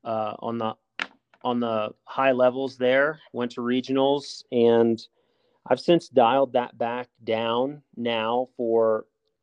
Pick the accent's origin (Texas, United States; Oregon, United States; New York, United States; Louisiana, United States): Louisiana, United States; New Orleans; moved away; also born or lived in Alabama; I grew up hunting in down south. I'm from New Orleans originally, and grew up hunting whitetails in Alabama.